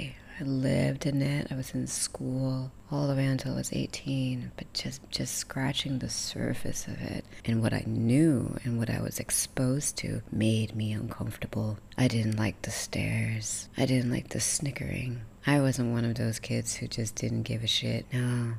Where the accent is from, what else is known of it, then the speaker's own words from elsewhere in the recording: Sarawak, Malaysia; accent: American; My English accent, my American accent. No one in America believes I'm from anywhere else but America. So, which is fine. So, I've never really been proud about being Iban Daya